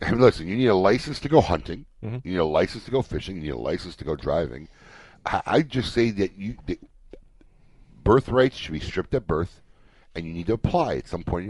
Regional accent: Chicago, Illinois, United States; moved away; I grew up in Chicago

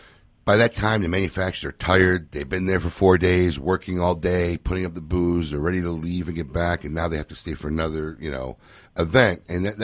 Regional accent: Niles, Illinois, United States; I grew up in Niles.

